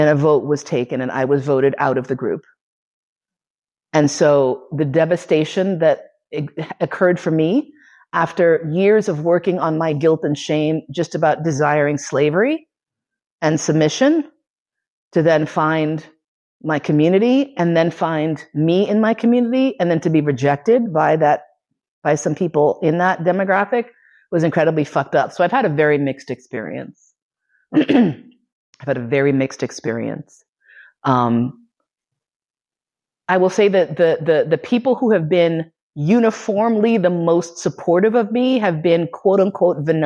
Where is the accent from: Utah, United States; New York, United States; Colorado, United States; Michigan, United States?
New York, United States; New York City; moved away as an adult; also born or lived in Bay Area; now in Vienna, Austria; grew up in New York City